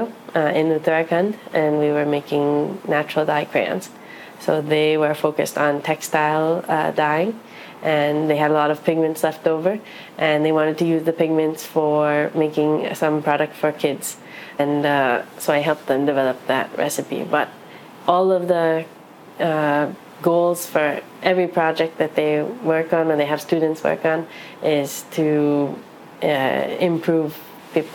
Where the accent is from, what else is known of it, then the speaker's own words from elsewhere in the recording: New York City, New York, United States; I'm half Chinese, half Japanese, raised in New York City